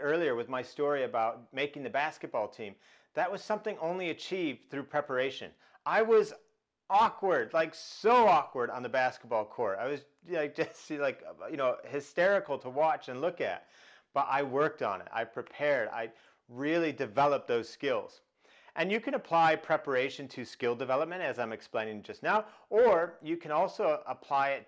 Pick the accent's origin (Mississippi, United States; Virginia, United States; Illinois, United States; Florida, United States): Illinois, United States; Chicago; I grew up in Chicago